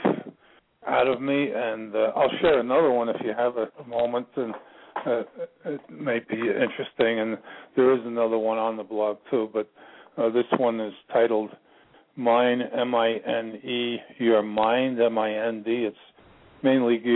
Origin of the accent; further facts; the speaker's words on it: United States; now in Ashland, United States; I'm originally from New York, but I currently reside in a little town about 20 miles north of the capital, Richmond, Virginia. It's called Ashland